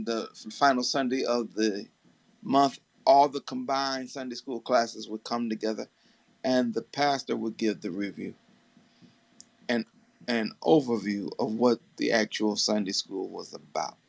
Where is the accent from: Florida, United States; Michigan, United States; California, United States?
Michigan, United States; Detroit; moved away; my hometown of Detroit, Michigan